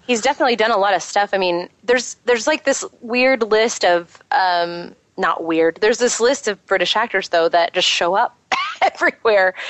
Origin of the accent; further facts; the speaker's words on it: Texas, United States; we're from Texas too